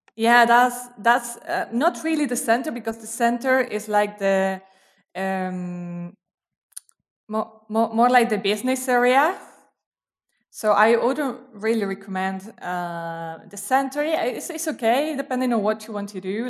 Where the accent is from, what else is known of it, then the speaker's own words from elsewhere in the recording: Quilmes, Buenos Aires Province, Argentina; English is a second language; moved away as an adult; also born or lived in Brazil; I actually grew up in a city, uh, called, uh, Quilmes, which is very near Buenos Aires